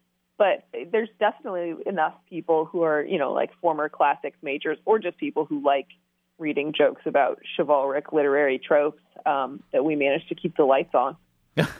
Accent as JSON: {"language": "English", "region": "Midwest", "country": "United States", "tie": "born or raised there", "said": "we grew up in a huge church in the Midwest"}